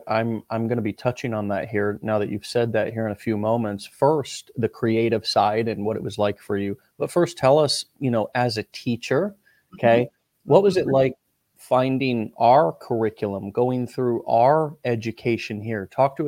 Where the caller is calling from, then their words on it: St. Petersburg, Florida, United States; where I'm calling in from, which is St. Petersburg, Florida, down here in the Sunshine State.